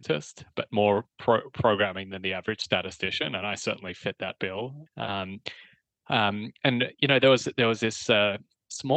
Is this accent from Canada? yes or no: no; Australia; moved away; You can tell I'm Australian originally. I graduated from Melbourne University